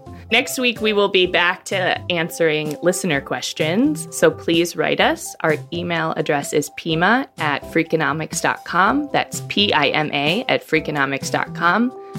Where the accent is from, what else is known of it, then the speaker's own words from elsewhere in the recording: Midwest, United States; I'm also from the Midwest